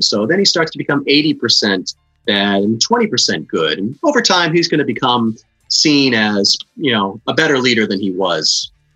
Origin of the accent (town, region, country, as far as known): Cape Cod, Massachusetts, United States